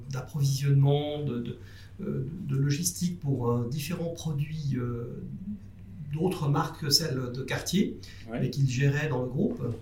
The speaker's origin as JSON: {"language": "French", "region": "Jura", "country": "Switzerland", "tie": "born there", "also_born_or_lived": "Zurich", "said": "on habitait Zurich à l'époque. Mhm. Moi je suis né dans le Jura en Suisse."}